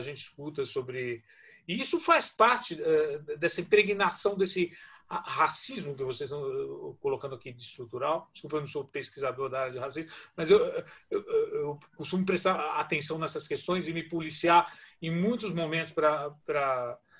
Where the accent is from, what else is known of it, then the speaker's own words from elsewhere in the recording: Vila Maria, São Paulo, Brazil; Eu também sou, eu também venho da periferia, venho da Vila Maria